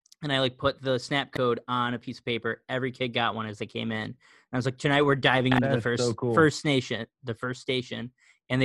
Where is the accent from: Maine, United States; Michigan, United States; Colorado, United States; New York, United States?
New York, United States; Syracuse; moved away as an adult; now in Vancouver, United States; I'm originally from Syracuse, New York, now in Vancouver, Washington, West Coast – East Coast to West Coast